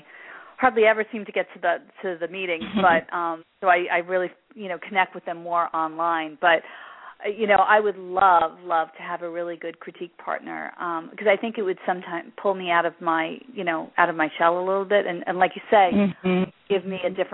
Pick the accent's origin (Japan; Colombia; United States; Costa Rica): United States; New York City, New York; I'm originally from Brooklyn